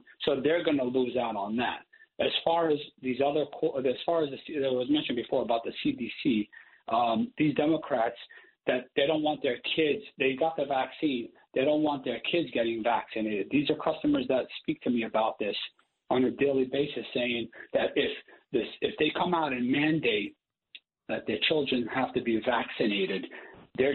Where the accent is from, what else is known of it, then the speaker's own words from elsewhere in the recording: New York City, New York, United States; as a New Yorker, born and raised in the Bronx